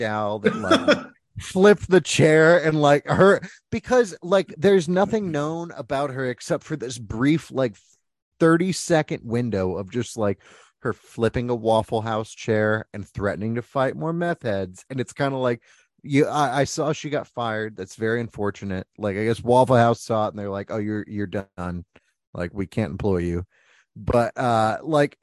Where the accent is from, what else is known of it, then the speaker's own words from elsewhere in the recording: Tulsa, Oklahoma, United States; also born or lived in Georgia; I grew up in Tulsa